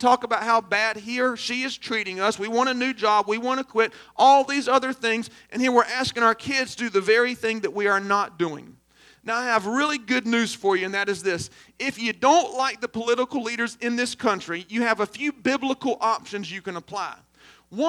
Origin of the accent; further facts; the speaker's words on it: Aynor, South Carolina, United States; I'm from Aner